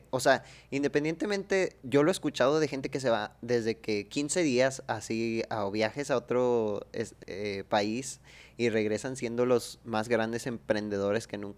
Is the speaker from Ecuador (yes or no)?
no; Mexico; moved away; Sí, hombre, somos mexicanos.